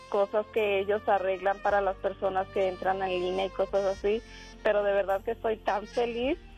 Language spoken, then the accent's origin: Spanish; Josefino de Allende, Jalisco, Mexico; born there; Yo nací en un pueblito que se llama Josefino de Allende, es municipio de Jesús María, Jalisco.